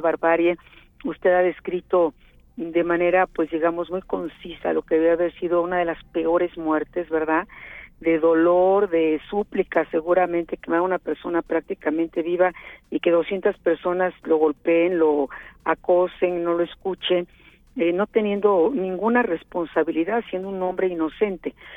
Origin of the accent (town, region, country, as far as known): Mexico